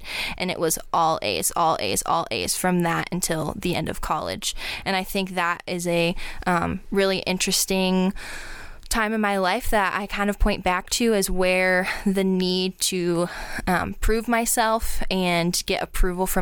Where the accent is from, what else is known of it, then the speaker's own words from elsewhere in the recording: Akron, Ohio, United States; born and raised in Akron